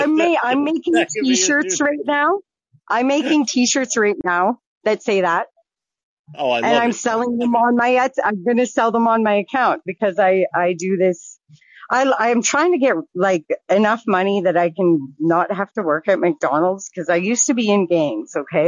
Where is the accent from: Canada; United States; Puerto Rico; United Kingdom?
Canada; Medicine Hat, Alberta; I'm from Medicine Hat, Alberta.